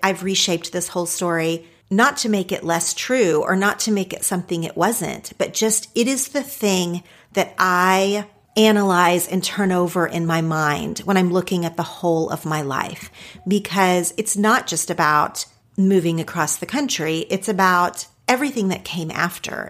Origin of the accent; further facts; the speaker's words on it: Ardmore, Oklahoma, United States; moved away as an adult; also born or lived in Los Angeles, California; Ardmore, Oklahoma. That's actually not where I spent most of my childhood physically, but that is where I identify with now as my hometown because that's where I went to school